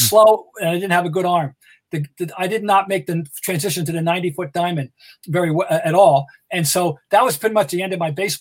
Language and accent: English; Trenton, New Jersey, United States; moved away; I grew up in Trenton, New Jersey